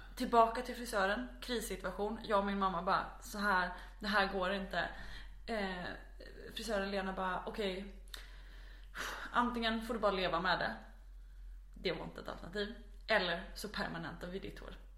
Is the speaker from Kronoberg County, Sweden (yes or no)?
yes; Växjö, Kronoberg County, Sweden; now in Malmö, Sweden; jag är född i ehm, Växjö som ligger i ja, centrala Småland. Jag är uppvuxen strax utanför Växjö